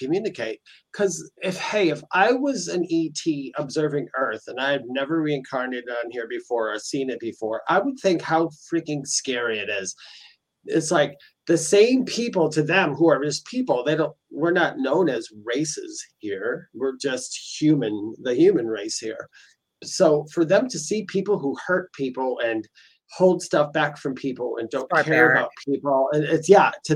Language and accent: English; Milwaukee, Wisconsin, United States; also born or lived in New Berlin, Wisconsin; And I'm from Wisconsin. I was born and raised in Wisconsin